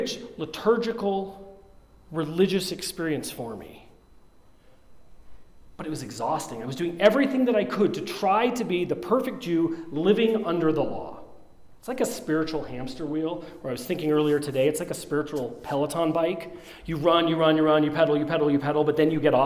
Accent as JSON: {"language": "English", "region": "Colorado", "country": "United States", "tie": "born or raised there", "said": "I grew up here in Colorado"}